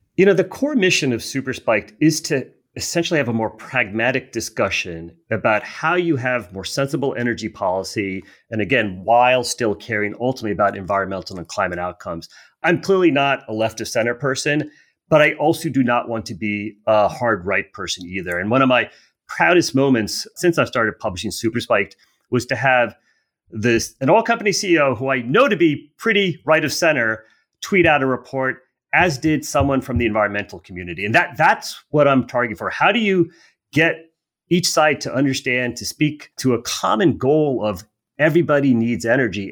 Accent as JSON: {"language": "English", "country": "United States", "said": "as an American"}